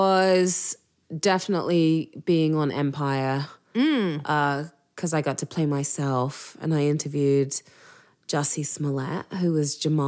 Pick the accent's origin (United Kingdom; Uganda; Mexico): United Kingdom; England; accent: English; now in United States; your English accent's a distraction.